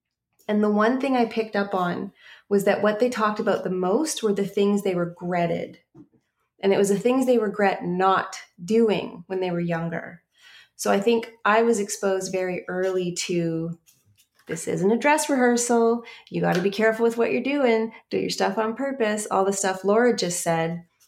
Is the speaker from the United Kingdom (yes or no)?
no; Canada; it will pull up the website, which is bearslate.ca, because we're Canadian.